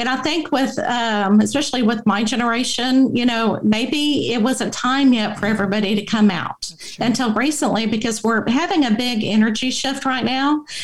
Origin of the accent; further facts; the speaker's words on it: Abilene, Texas, United States; I grew up in Abilene, Texas